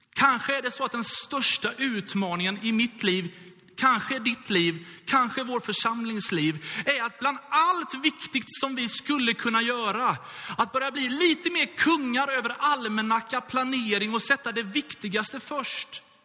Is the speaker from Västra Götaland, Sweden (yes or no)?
yes; Gothenburg, Västra Götaland, Sweden; jag är uppvuxen i Göteborg